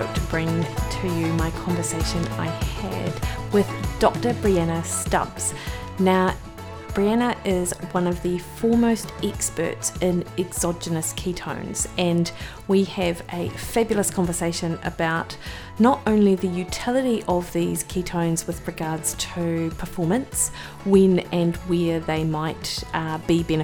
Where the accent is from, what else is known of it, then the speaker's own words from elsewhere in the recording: Dunedin, Otago, New Zealand; now in Auckland, New Zealand; I'm from Dunedin in New Zealand, and I feel moving from Dunedin to Auckland about 17 years ago